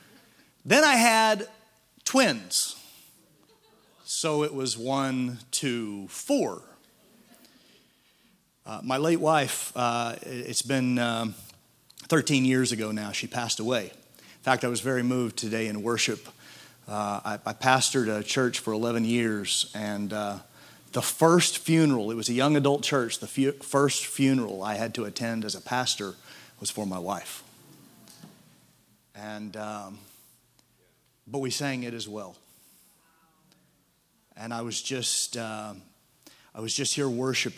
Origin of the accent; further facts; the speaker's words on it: Midwest, United States; as a Midwesterner